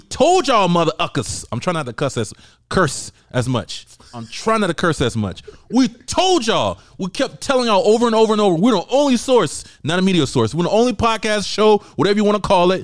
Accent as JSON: {"language": "English", "country": "United States", "said": "I went against the American fighter, and I'm American"}